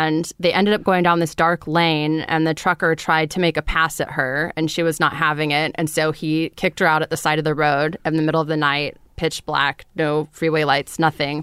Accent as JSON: {"language": "English", "town": "Fresno", "region": "California", "country": "United States", "tie": "born or raised there", "said": "I grew up in Fresno, California"}